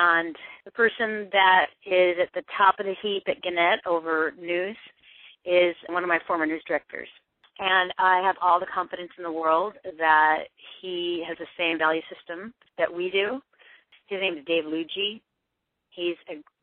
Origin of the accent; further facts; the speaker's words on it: Eastern Washington, United States; I'm from Eastern Washington